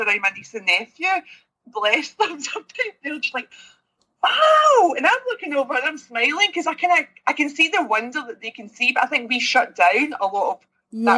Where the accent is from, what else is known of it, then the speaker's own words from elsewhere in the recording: Kilmarnock, Scotland, United Kingdom; now in Glasgow, United Kingdom; I'm originally from Kilmarnock, but I'm now based in Glasgow.